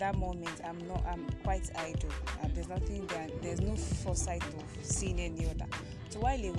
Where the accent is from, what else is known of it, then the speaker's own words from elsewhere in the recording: Akwa Ibom, Nigeria; I'm from Akwa Ibom.